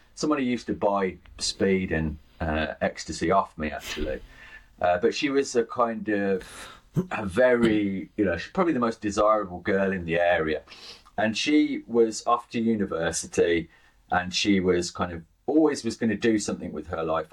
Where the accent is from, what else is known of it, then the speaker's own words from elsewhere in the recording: Birmingham, West Midlands, United Kingdom; I'm from Birmingham, uh, grew up in Birmingham through the 80s and 90s